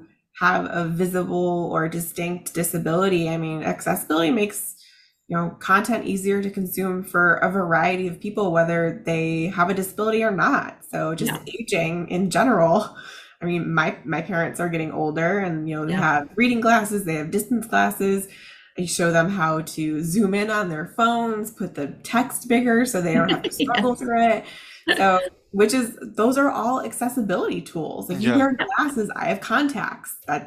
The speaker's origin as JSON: {"language": "English", "town": "Chicago", "region": "Illinois", "country": "United States", "moved": "yes", "lives_now": "Tampa Bay area, United States", "said": "I'm originally from Chicago"}